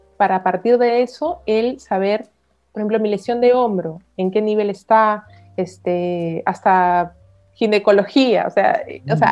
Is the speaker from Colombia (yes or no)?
no; Peru; soy peruana